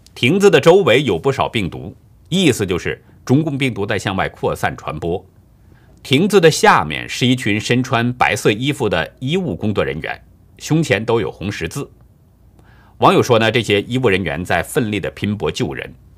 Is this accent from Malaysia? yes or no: no; China; 我是中国人